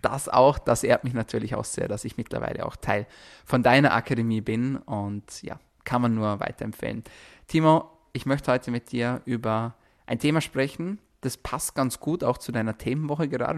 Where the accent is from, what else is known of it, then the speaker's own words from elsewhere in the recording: Austria; bei uns in Österreich, zum Beispiel bei mir, in meiner Region ist das Wasser sehr kalkhaltig